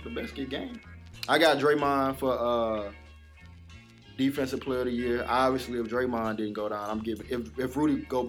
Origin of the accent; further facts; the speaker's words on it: Baton Rouge, Louisiana, United States; I'm from Baton Rouge, man.